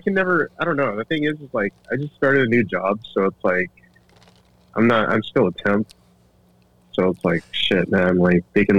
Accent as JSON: {"language": "English", "area": "the Bay Area", "region": "California", "country": "United States", "said": "I'm from the Bay."}